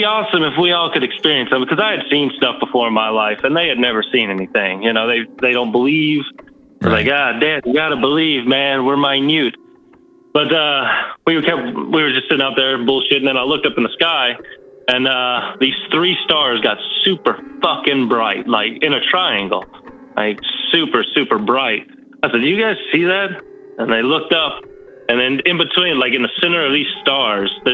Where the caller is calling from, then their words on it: North Carolina, United States; I'm calling from good old North Kakalaki